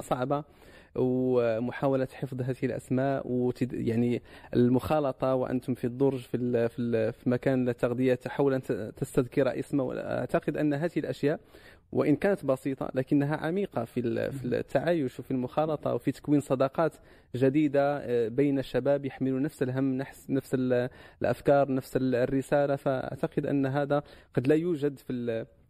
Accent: Morocco; عندنا في المغرب

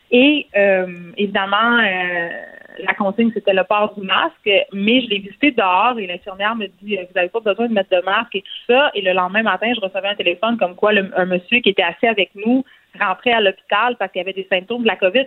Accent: Montreal, Quebec, Canada; on vient de Montréal

